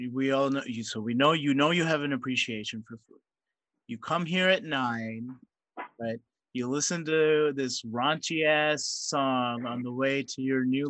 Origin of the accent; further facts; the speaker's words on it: Mississippi, United States; I grew up in Mississippi